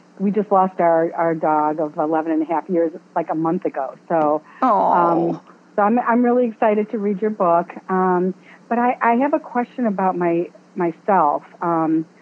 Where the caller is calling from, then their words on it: Chicago, Illinois, United States; I'm calling you from Chicago. The Chicagoland area